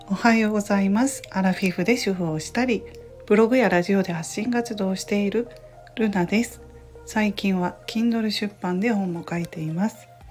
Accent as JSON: {"language": "Japanese", "region": "Kansai", "country": "Japan", "said": "関西人なので"}